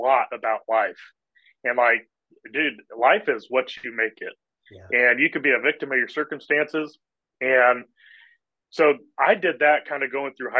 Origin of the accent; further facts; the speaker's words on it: Indianapolis, Indiana, United States; I grew up here in Indianapolis, Indiana